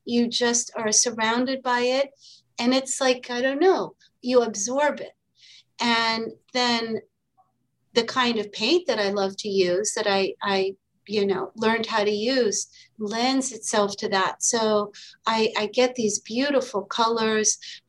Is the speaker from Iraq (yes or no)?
yes; Iraq; also born or lived in Kuwait / Lebanon; growing up in the Arab world, in Iraq, in Kuwait, in Lebanon, a few different times